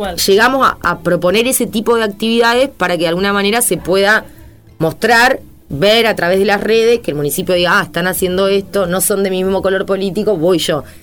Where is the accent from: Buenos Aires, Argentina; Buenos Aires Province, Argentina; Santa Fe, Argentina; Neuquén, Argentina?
Santa Fe, Argentina; nosotros somos nacidos, criados en nuestra ciudad